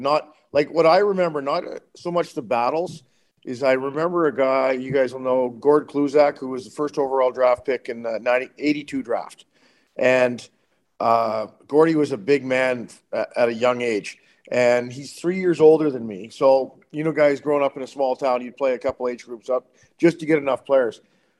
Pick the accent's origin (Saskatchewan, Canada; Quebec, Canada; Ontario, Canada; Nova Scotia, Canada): Saskatchewan, Canada; Climax; also born or lived in Calgary / Swift Current; we moved back to Climax. So I grew up in Climax till I was like 15, and then I went to Swift Current.